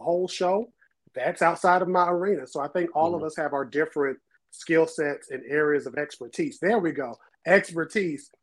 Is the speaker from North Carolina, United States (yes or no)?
yes; New Bern, North Carolina, United States; So, um, New Bern to be specific